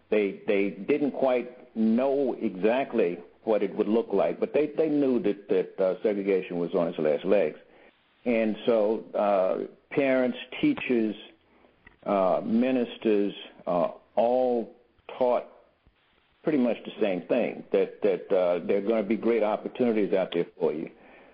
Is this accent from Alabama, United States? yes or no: yes; Alabama, United States; And I grew up in Alabama in the 50s. I finished elementary school and high school. I finished high school in 1960.